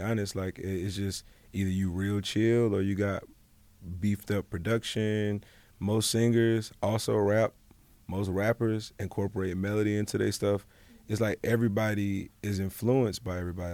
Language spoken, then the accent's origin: English; Montgomery, Alabama, United States; moved away; also born or lived in London / Atlanta / Los Angeles; we're from Montgomery, Alabama. Like, I went home for Thanksgiving